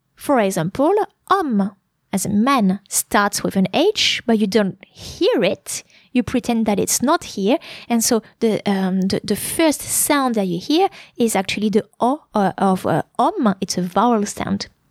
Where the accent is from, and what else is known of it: France; English is a second language